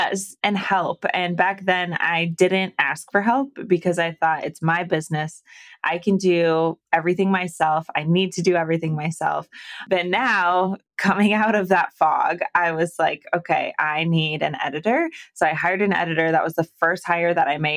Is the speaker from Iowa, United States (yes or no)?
yes; Iowa, United States; moved away as an adult; also born or lived in Arizona / California; I'm originally from Iowa. So I'm smack dab in the middle of the U.S.